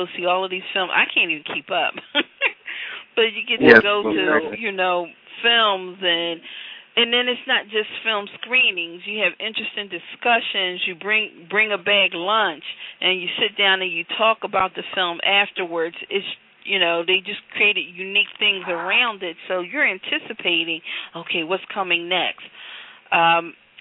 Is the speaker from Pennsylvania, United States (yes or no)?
yes; Philadelphia, Pennsylvania, United States; I'm from Philadelphia